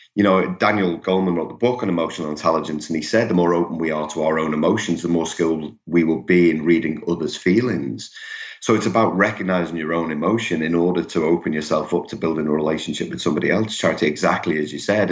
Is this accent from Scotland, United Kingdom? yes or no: no; Liverpool, North West England, United Kingdom; accent: Liverpool; now in Melbourne, Australia; I'm originally from from Liverpool in, in England. That that will come through for those of you familiar with the English accent